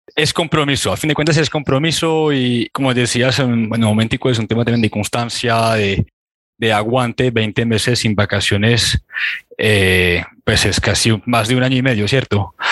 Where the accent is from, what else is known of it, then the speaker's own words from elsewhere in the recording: France; now in Colombia; estuve viajando en mi país, estuve en Francia